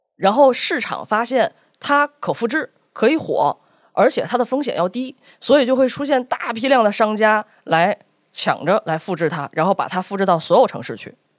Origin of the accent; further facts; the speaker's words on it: Tianjin, China; 咱们天津人